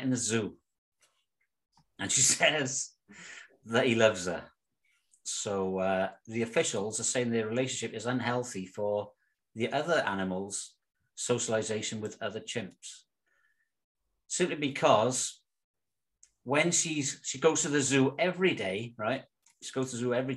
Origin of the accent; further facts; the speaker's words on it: Cwmbran, Wales, United Kingdom; moved away as an adult; now in Netherlands; we're both from Cwmbran, South Wales. But I've been living in Holland for the last third of my life